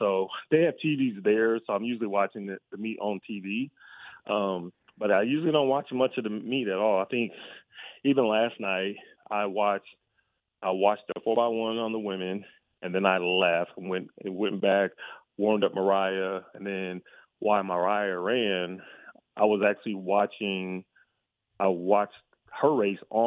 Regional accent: Rochester, New York, United States; my hometown of Rochester, New York

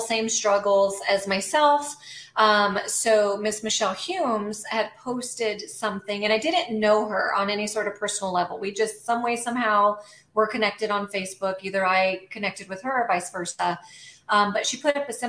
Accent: Albuquerque, New Mexico, United States; moved away as an adult; now in Savannah, United States; born and raised in Albuquerque, New Mexico, currently live in Savannah, Georgia

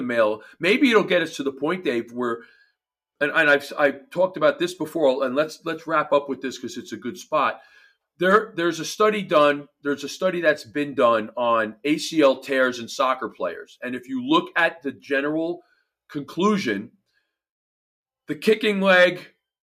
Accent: New Jersey, United States; accent: New Jersey; my New Jersey accent voice

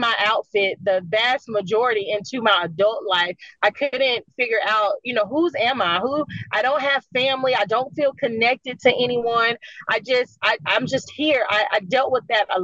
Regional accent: Jersey City, New Jersey, United States; I was born in Jersey City in the mid to late 80s.

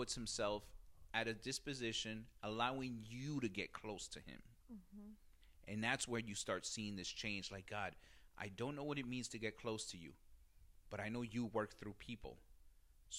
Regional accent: Jersey City, New Jersey, United States; growing up in Jersey City

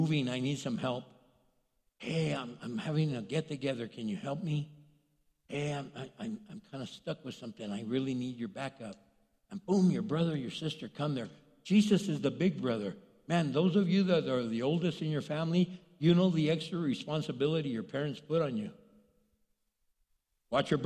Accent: El Paso, Texas, United States; I grew up in El Paso, Texas

